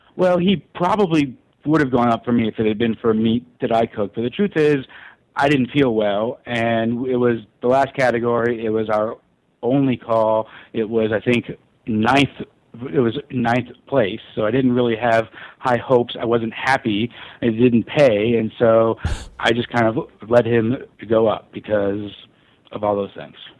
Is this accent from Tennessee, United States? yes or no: yes; Memphis, Tennessee, United States; I grew up in in Memphis